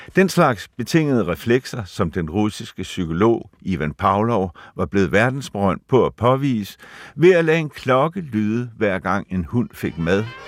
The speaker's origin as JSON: {"language": "Danish", "region": "West Zealand", "country": "Denmark", "tie": "born or raised there", "moved": "as an adult", "said": "inde i stuen derhjemme på Vestjylland"}